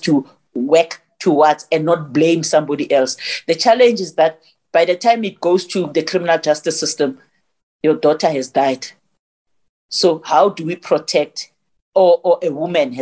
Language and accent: English; Johannesburg, Gauteng, South Africa; I was born in Alexander. You know Alexander Township? I'm from Alexander